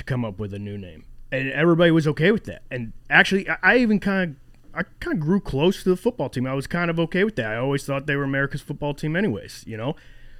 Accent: Maryland, United States; I'm a man from Maryland.

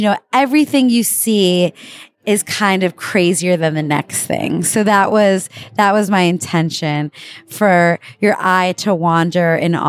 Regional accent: United States; now in Italy; And as an American, I am so happy to be here.

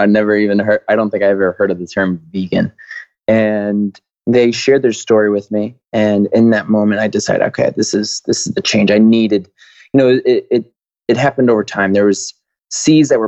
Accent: Waterbury, Connecticut, United States; I grew up in Waterbury, Connecticut

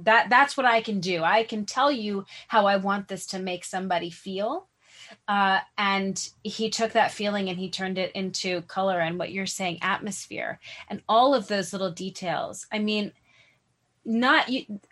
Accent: New York City, New York, United States; I grew up in New York City

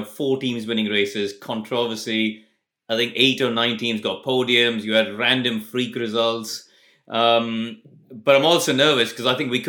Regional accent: Chennai, Tamil Nadu, India; We were in our guest bedroom at my parents' house where we were growing up in Madras.

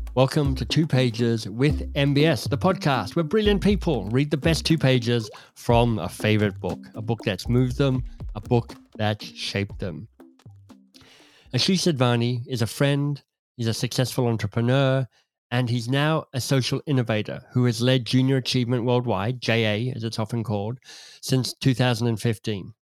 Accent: Canberra, Australian Capital Territory, Australia; I could see growing up in Canberra, in Australia

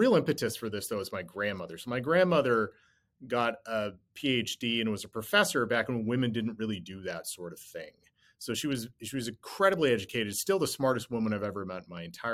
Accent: Cold Bay, Alaska, United States; Cold Bay, where I grew up

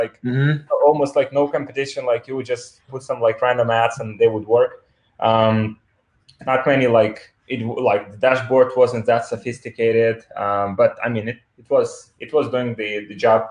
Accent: Ukraine; English is a second language; moved away as an adult; I'm originally from Ukraine, which is the country in Eastern Europe

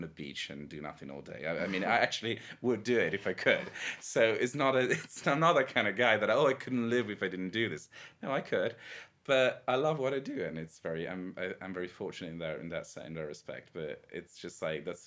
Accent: countryside outside of Venice, Veneto, Italy; now in Rome, Italy; I grew up in the Veneto, like in the countryside outside of Venice.

